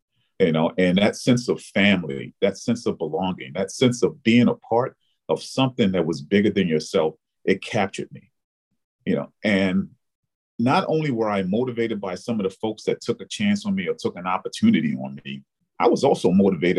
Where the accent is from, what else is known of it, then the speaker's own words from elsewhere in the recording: Baltimore, Maryland, United States; moved away as an adult; now in New York, United States; I was born and raised in Baltimore, Maryland